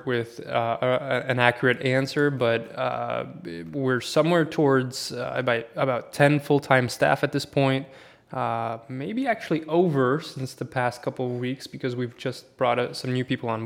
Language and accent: English; Sweden; moved away as an adult; also born or lived in Poland; I'm born and raised in Sweden for 19 years, and then I moved to Poland for a couple of years